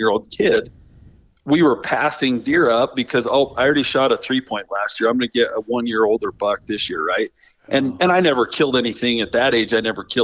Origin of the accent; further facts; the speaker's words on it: Nevada, United States; I grew up in Nevada